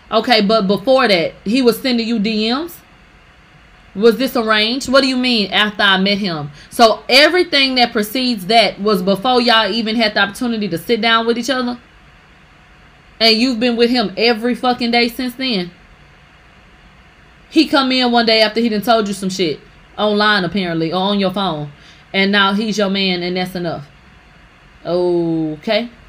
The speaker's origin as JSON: {"language": "English", "town": "Houston", "region": "Texas", "country": "United States", "said": "we're both from Houston."}